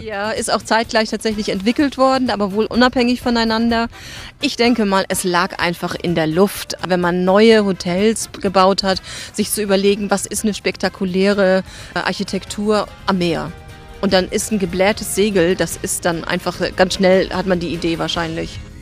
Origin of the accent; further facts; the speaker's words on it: Bremerhaven, Bremen, Germany; hier im Bremerhaven bin ich ja aufgewachsen